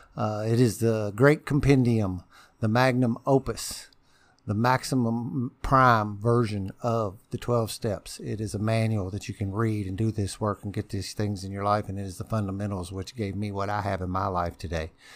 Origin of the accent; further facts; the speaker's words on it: New Albany, Indiana, United States; also born or lived in Louisville, Kentucky; born and bred in Albany.